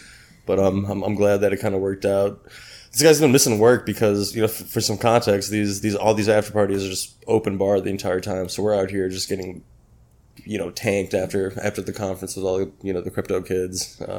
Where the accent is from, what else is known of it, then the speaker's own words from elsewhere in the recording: Chicago, Illinois, United States; moved away as an adult; now in Miami, United States; I moved out to Miami about 4 months ago just for the wintertime. I'm from Chicago